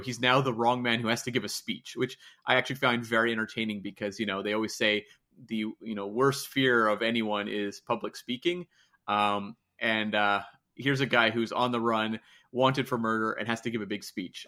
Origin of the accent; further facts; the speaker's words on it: Canada; as a Canadian over on the other side of the pond